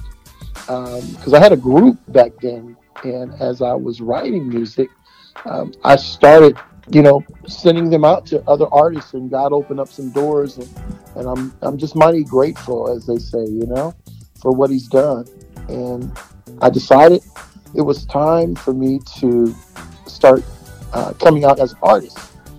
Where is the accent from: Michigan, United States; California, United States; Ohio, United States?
California, United States; Bay Area; I'm from the Bay Area, California.